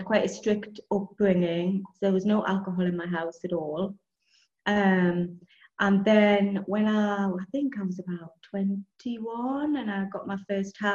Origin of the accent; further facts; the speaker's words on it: Newcastle upon Tyne, North East England, United Kingdom; moved away as an adult; now in Andalusia, Spain; I grew up in the northeast of England, in Newcastle.